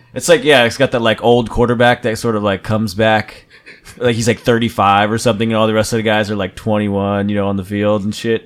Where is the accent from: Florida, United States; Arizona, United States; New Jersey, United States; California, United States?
New Jersey, United States; I'm from New Jersey